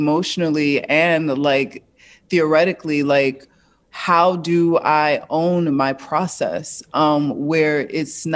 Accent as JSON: {"language": "English", "town": "Newark", "region": "New Jersey", "country": "United States", "said": "I come from Newark, New Jersey."}